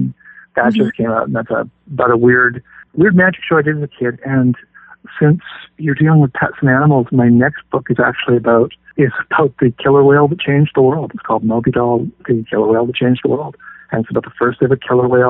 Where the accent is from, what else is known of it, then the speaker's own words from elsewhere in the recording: Canada; Canadian guy